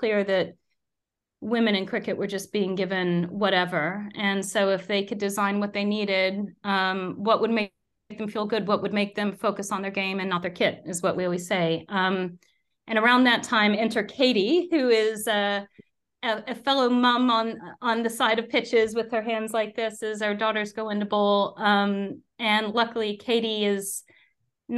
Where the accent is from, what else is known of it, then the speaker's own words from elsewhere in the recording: United States; moved away as an adult; now in United Kingdom; if you take an American mother